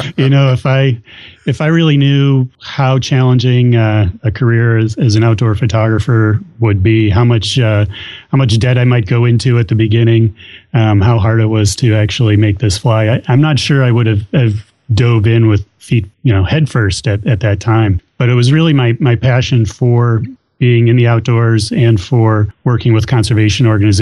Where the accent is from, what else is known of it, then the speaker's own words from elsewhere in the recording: Illinois, United States; moved away as an adult; now in New Hampshire, United States; I grew up in Illinois